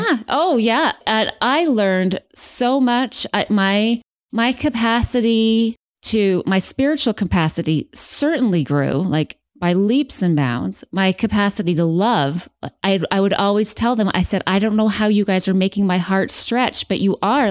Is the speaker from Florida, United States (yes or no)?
no; West Valley City, Utah, United States; moved away as an adult; now in Phoenix, United States; I am originally from Salt Lake. So I was born and raised in West Valley